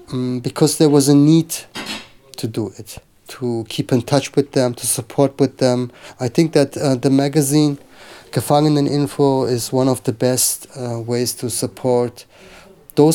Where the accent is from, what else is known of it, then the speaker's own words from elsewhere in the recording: Germany; I have Turkish background. I grew up in Germany